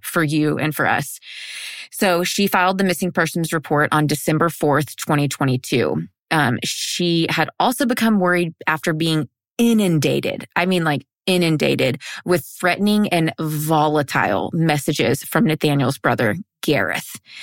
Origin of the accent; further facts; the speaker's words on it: United States; I'm white and from America